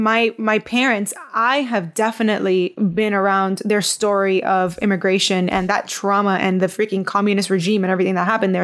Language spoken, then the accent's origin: English; Miami, Florida, United States; moved away as an adult; now in Sarasota, United States; when I grew up in Miami